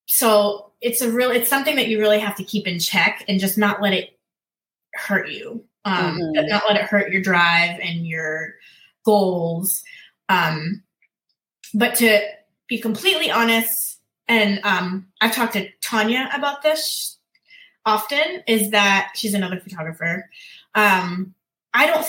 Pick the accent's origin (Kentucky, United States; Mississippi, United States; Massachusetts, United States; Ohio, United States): Massachusetts, United States; moved away as an adult; now in Virginia Beach, United States; we are from Massachusetts